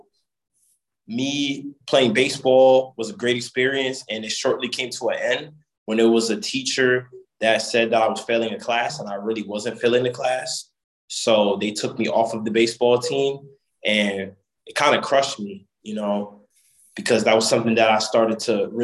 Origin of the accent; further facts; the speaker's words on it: Jersey City, New Jersey, United States; moved away as an adult; also born or lived in Hoboken, New Jersey / Carteret, New Jersey; I'm from Jersey City, New Jersey. I was born in Hoboken